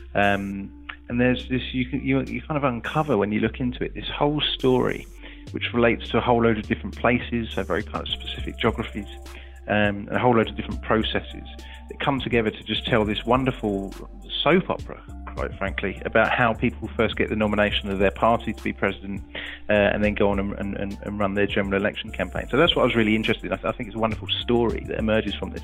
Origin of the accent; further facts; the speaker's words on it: England, United Kingdom; being an Englishman abroad